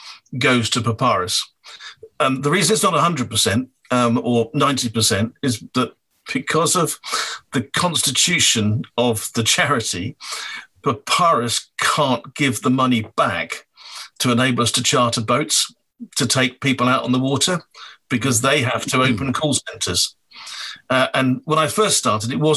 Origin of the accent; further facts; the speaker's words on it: Wales, United Kingdom; I'm from Wales